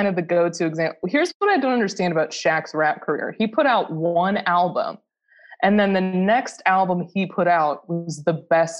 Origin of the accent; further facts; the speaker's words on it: Midwest, United States; I'm from the Midwest.